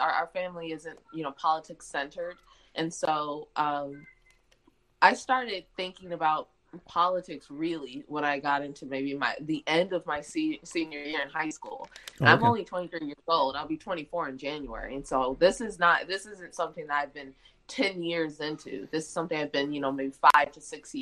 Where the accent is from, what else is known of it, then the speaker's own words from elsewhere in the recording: Detroit, Michigan, United States; moved away as an adult; also born or lived in Indiana; now in Mississippi, United States; I grew up in Michigan I'm actually from the Detroit suburbs.